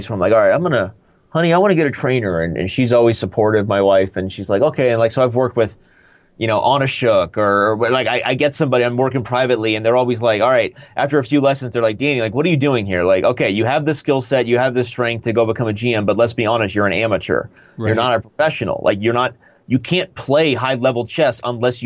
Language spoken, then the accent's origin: English; Tucson, Arizona, United States; Then I won the junior high nationals when it was in my hometown. I live in northern Arizona, but in Tucson, Arizona